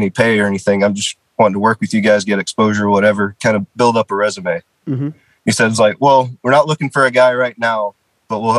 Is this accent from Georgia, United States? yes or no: yes; Marietta, Georgia, United States; I'm from Marietta, Georgia.